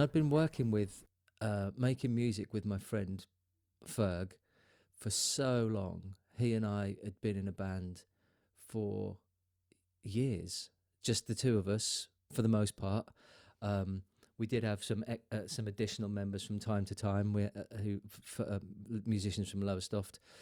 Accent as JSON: {"language": "English", "town": "Lowestoft", "region": "East of England", "country": "United Kingdom", "tie": "born or raised there", "also_born_or_lived": "London", "moved": "as an adult", "said": "my hometown of Lowestoft"}